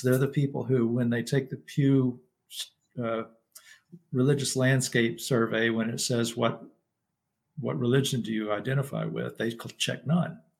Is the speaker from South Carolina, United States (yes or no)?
no; Lubbock, Texas, United States; now in Florida, United States; where I grew up in Lubbock, Texas